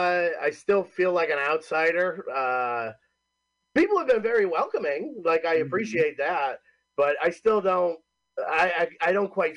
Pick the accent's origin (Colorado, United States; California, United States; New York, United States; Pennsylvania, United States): New York, United States; Homer; now in Cortland, United States; so technically I'm from Homer, New York, live in Cortland, New York, which is like 45 minutes south of Syracuse